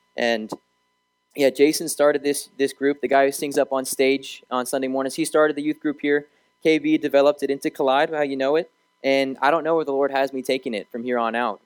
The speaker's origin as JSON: {"language": "English", "town": "Raleigh", "region": "North Carolina", "country": "United States", "tie": "born or raised there", "also_born_or_lived": "Arizona", "said": "Raleigh's my home. That's where I kind of grew up."}